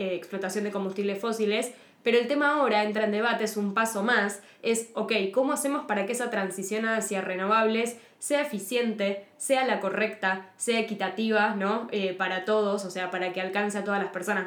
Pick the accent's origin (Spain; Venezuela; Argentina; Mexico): Argentina; soy periodista multimedia especializada en ambiente y cambio climático de Argentina